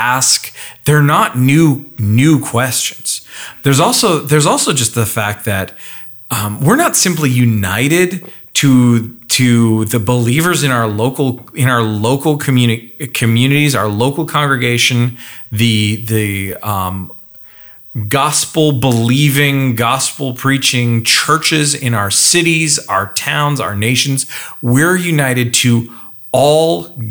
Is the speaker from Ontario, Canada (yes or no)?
no; northern Alberta, Canada; I grew up just north of there